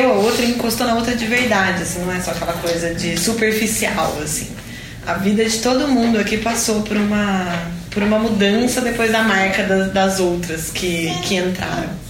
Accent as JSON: {"language": "Portuguese", "region": "São Paulo", "country": "Brazil", "said": "eu sou de São Paulo"}